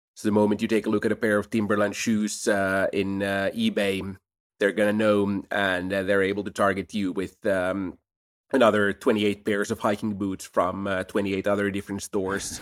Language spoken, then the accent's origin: English; Helsinki, Uusimaa, Finland; Helsinki is a great place to grow up.